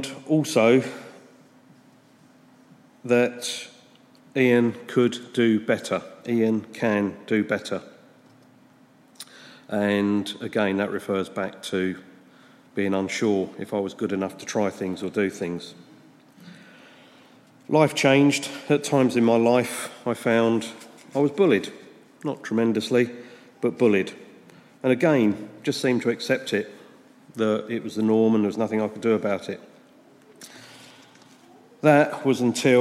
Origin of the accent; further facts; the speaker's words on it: St Albans, East of England, United Kingdom; I was born and raised here in St Albans into a wonderful, loving family.